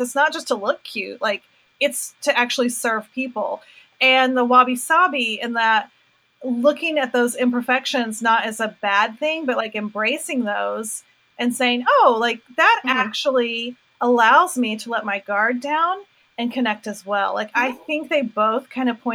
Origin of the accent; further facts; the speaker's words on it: North Carolina, United States; I'm from North Carolina